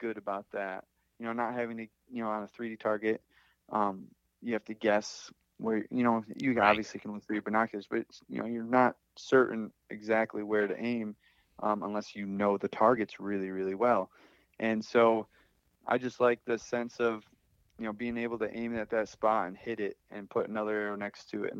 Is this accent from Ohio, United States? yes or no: no; Phelps, New York, United States; Right in my hometown. So I've grown up here